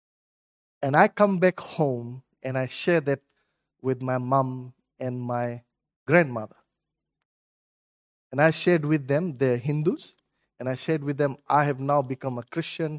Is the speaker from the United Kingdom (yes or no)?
no; Fiji; moved away; I'm originally from Fiji